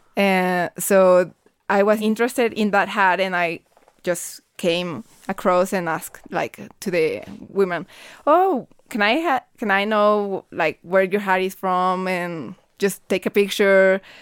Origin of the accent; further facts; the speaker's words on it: Guadalajara, Jalisco, Mexico; I'm from Guadalajara, Jalisco